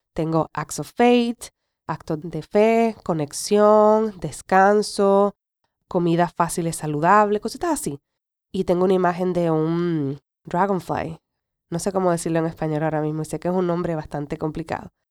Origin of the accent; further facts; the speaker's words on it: Puerto Rico; first language Spanish; moved away as an adult; es mi, es mi nación, es donde me vio crecer